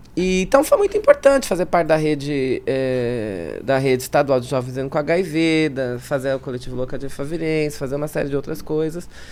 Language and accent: Portuguese; São Paulo, Brazil; accent: mixed; Nasci na Zona Leste de São Paulo, cresci, me criei na Zona Leste de São Paulo